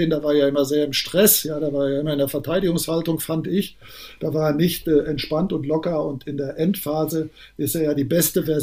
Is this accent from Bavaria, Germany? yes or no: no; North Rhine-Westphalia, Germany; Das ist eine Form von Sauer, ich bin ja Sauerländer, eine Form von sauerländischen Humor.